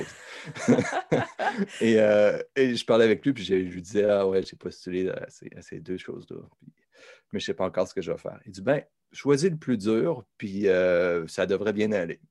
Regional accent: Saint-Nicolas, Quebec, Canada; je viens de Saint-Nicolas, donc au sud de la ville de Québec

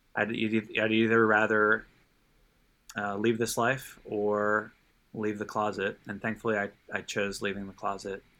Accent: Los Angeles, California, United States; born and raised in Los Angeles and, uh, lived in Southern California my whole life.

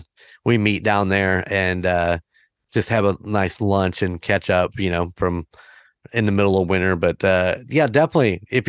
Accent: Warsaw, Indiana, United States; I'm from the Warsaw area

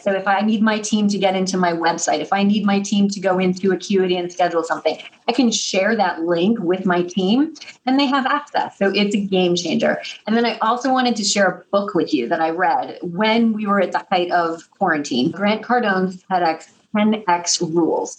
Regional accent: Missouri, United States; now in New York City, United States; I'm from Missouri. I live in New York City across from Alvin Ailey Dance Theater, but I'm from Missouri. And what that means is that I'm a Midwestern girl.

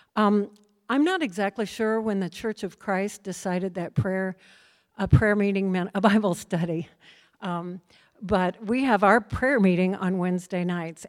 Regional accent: Midwest, United States; also born or lived in Minnesota; I grew up in the Midwest

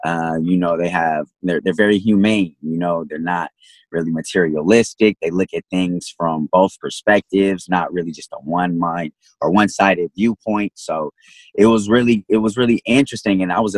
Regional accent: United States; I mean, I think that growing up in America, they only give you, like, the history of German

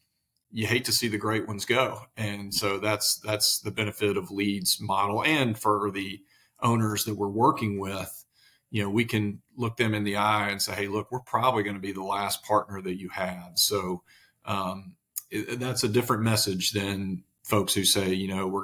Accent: Mississippi, United States; moved away as an adult; now in Nashville, United States; I'm actually originally from Mississippi, as you can probably hear, but about 10 years ago, like everybody else, I moved to Nashville.

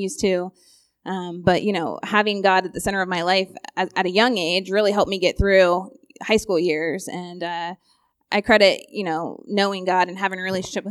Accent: Newark, United States; I grew up here in Newark

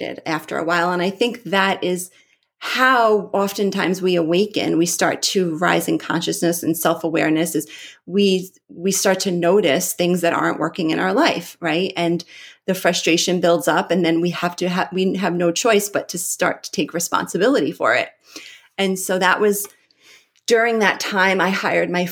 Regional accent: Long Island, New York, United States; also born or lived in Nevada; I grew up here in New York.

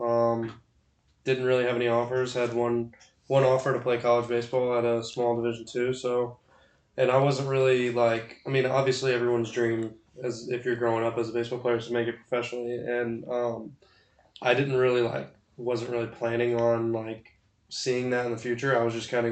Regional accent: Huntersville, West Virginia, United States; I'm from Huntersville, West Virginia

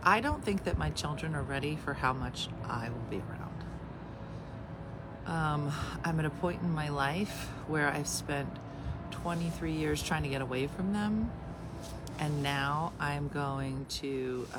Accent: Philadelphia, Pennsylvania, United States; a comedian from Philly

